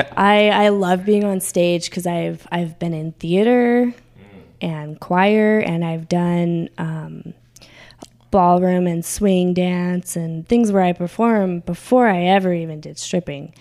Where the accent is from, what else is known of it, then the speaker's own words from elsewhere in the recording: California, United States; moved away as an adult; I grew up in California, but I didn't really get to experience Vegas because I left California when I was 18